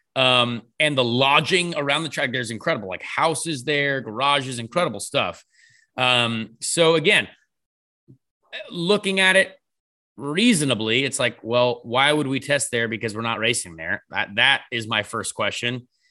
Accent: United States; we're American

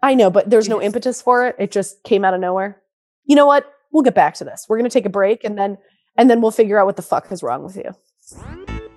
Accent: Michigan, United States; I'm from Michigan.

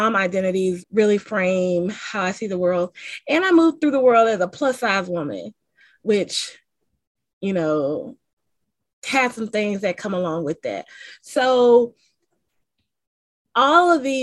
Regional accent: the American South, United States; accent: Southern twang; I am a Southerner, which matters, and you probably can hear the twang in my voice

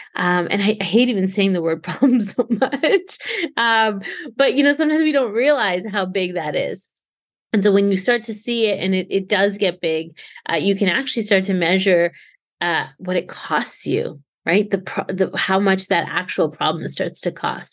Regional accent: Canada; I'm born and raised Canadian

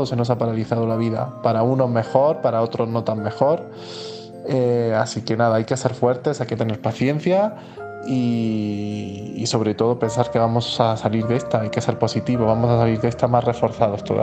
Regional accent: Spain; moved away as an adult; now in Mexico; y, soy un español que viajó eh, a México el 11 de marzo.

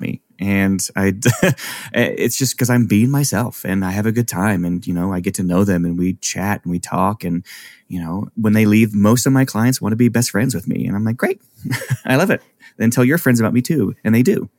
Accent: Arkansas, United States; moved away as an adult; also born or lived in Chicago; I grew up in Arkansas. I went to university in Arkansas

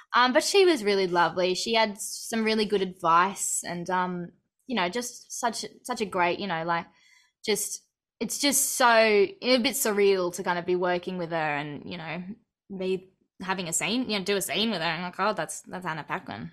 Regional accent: Australia; born or raised there

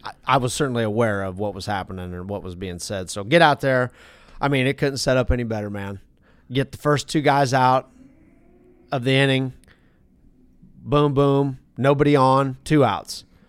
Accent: the West, United States; I'm from the West

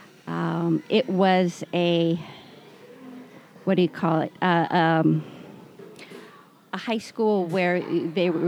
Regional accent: Snohomish, Washington, United States; also born or lived in Camano Island, Washington; I am a Washington native. I grew up in Snohomish on a little hobby farm

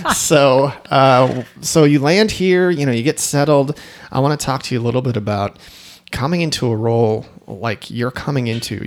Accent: Chicago, Illinois, United States; moved away as an adult; also born or lived in Michigan; now in Idaho, United States; I'm from Chicago

